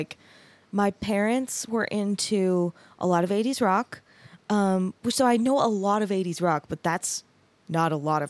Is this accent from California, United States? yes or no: no; Mesa, Arizona, United States; I grew up in Arizona.